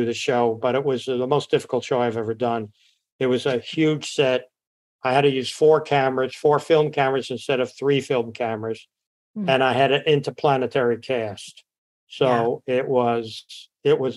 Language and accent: English; New York City, New York, United States; moved away; also born or lived in Los Angeles, California; I was born in L.A., but I grew up in New York, and New York's in my blood